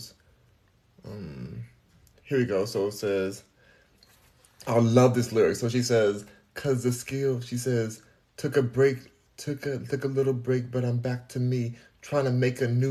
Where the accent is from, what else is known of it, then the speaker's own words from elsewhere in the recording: United States; I am American